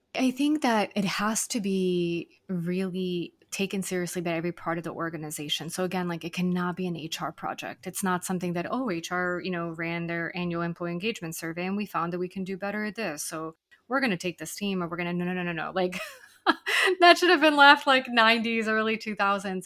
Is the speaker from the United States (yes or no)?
no; Serbia; now in Buenos Aires, Argentina; I'm actually originally from Serbia, so my parents are visiting from there